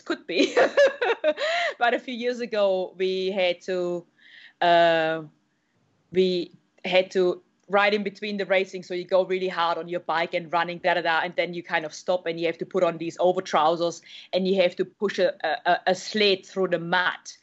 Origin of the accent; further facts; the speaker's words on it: Germany; now in New Zealand; I'm from Germany, and all I did back in the days was speed skating and you know triathlon